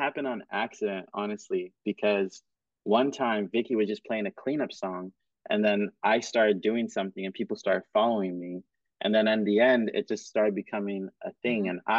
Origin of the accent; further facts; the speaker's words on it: Cameroon; also born or lived in Kenya; because I grew up in Cameroon and Kenya, and so dancing coupe décalé